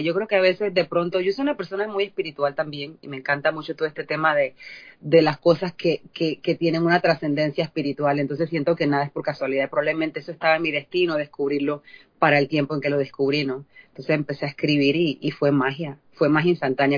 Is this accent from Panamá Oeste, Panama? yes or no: yes; La Chorrera, Panamá Oeste, Panama; moved away as an adult; now in United States; la región donde yo nací, que es un pueblito que se llama Chorrera